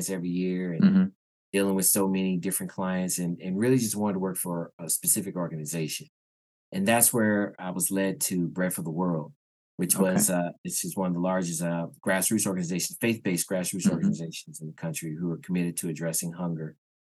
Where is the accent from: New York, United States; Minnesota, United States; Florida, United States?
Florida, United States; Tampa; now in Washington, D.C., United States; I'm originally from Tampa, Florida. I live here in the Washington, D.C. area.